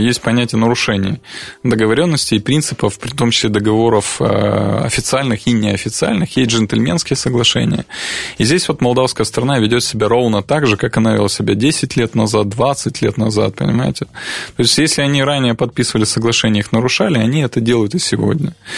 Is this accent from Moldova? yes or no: yes; Transnistria, Moldova